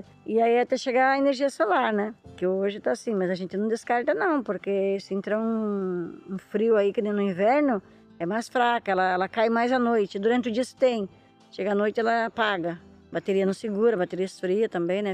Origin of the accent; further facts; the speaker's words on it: Ilhabela, São Paulo, Brazil; eu nasci na ilha de Búzios